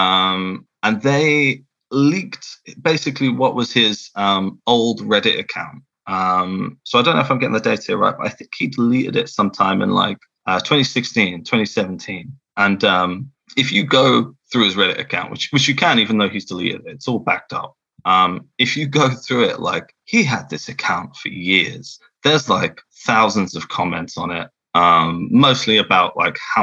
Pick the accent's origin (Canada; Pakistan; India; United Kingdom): United Kingdom; England; accent: English; I've got my awful English accent